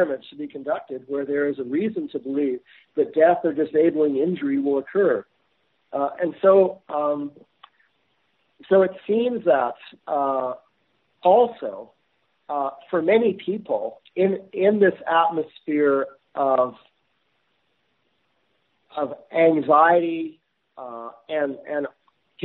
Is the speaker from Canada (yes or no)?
yes; Canada; as a Canadian citizen